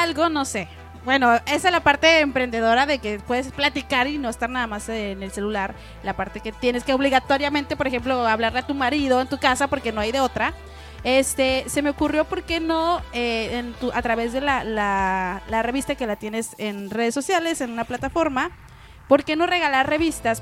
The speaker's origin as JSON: {"language": "Spanish", "country": "Mexico", "said": "como buenos mexicanos"}